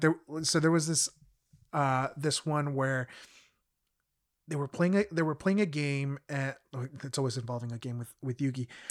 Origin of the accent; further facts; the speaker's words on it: United States; also born or lived in Mexico; being a kid growing up in the States